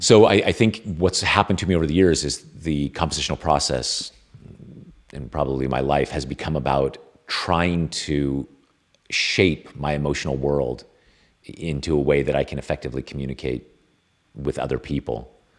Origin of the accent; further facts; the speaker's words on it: California, United States; I'm Californian